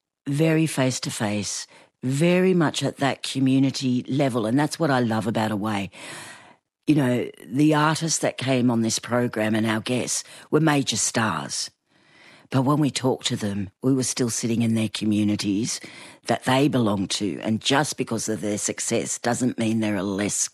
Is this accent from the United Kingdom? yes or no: no; New South Wales, Australia; I'm from Bundjalung Country up there in the north